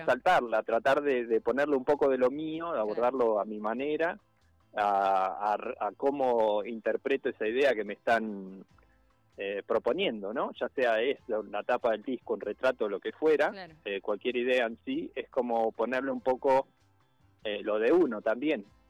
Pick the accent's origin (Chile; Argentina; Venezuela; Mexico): Argentina; Santa Rosa, La Pampa; moved away as an adult; now in Tandil, Argentina; De La Pampa, sí. Nacido allá y estoy acá desde... Siempre vine a Tandil eh, y desde chico y bueno, cuando terminé de estudiar